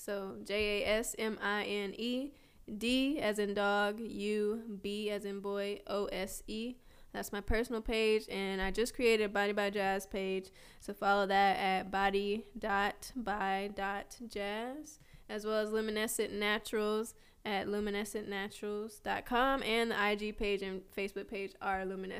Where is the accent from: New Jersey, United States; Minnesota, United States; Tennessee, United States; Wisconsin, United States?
Tennessee, United States; Nashville; born there; also born or lived in Atlanta; So yeah, I was born in Nashville, Tennessee.